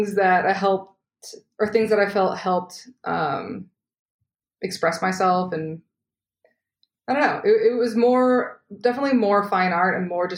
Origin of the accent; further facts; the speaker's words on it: outside of Boston, Massachusetts, United States; moved away as an adult; also born or lived in Savannah, Georgia / Los Angeles; now in New York City, United States; I grew up outside of Boston